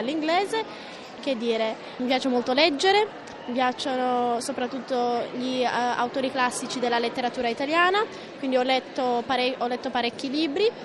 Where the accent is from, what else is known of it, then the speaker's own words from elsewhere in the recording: Asmara, Maekel, Eritrea; first language Italian; also born or lived in Florence, Italy; ho passato gran parte della mia vita ad Asmara